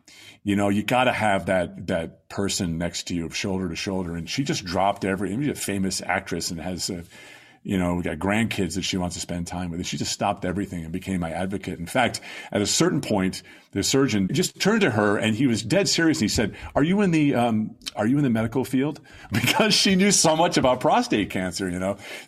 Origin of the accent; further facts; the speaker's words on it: Long Island, New York, United States; My parents ran the church when I was growing up on Long Island.